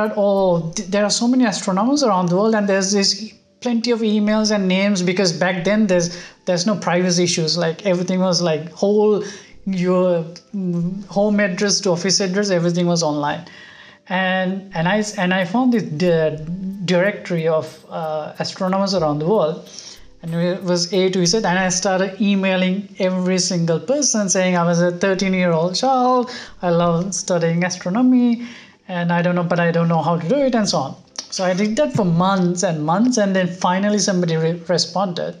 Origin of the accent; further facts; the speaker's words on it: Sri Lanka; moved away as an adult; also born or lived in Europe; now in Tokyo, Japan; growing up in Sri Lanka